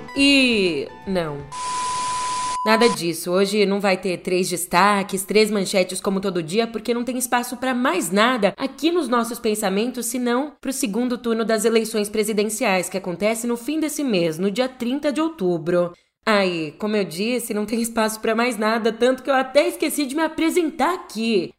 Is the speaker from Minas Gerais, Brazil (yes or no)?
no; São Paulo, Brazil; Em São Paulo, aqui na minha terrinha